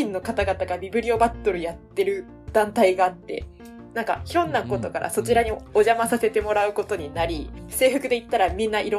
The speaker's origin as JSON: {"language": "Japanese", "region": "Wakayama", "country": "Japan", "tie": "born or raised there", "moved": "as an adult", "lives_now": "Hyogo, Japan", "said": "地元和歌山なんですけど"}